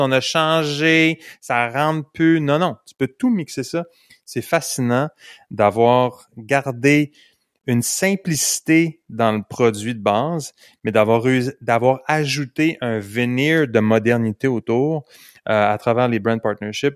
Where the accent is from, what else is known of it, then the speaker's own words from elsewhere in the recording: Canada; Je suis un bon Canadien